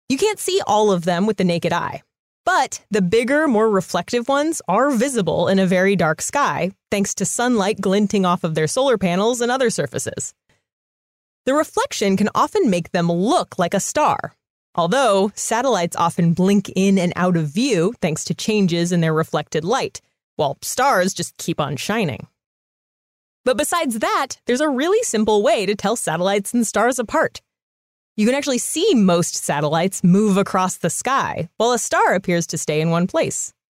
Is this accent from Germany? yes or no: no; Ghana; I'm from Ghana.